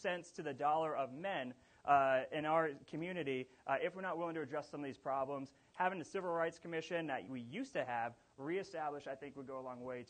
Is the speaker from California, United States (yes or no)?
no; Wichita, Kansas, United States; I'm from South Wichita. We built this city.